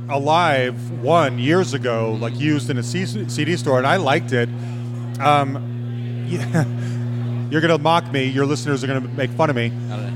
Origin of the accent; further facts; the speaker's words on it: Utah, United States; now in Denver, United States; I grew up in Utah.